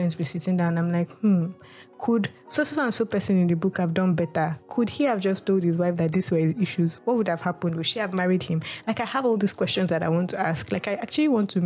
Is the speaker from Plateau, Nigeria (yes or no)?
no; Lagos, Nigeria; my experience in Nigeria, or growing up African at that point in time, or growing up in Nigeria, or living as a middle class in a middle class family in like Lagos